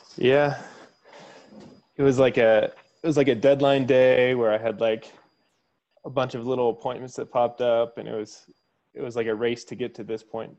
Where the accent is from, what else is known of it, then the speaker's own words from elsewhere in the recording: Kansas, United States; I grew up in Kansas and just went to Kansas State